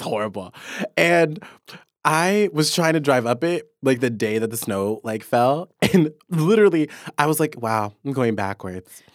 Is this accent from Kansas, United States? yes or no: yes; Kansas, United States; now in Seattle, United States; I'm from Kansas.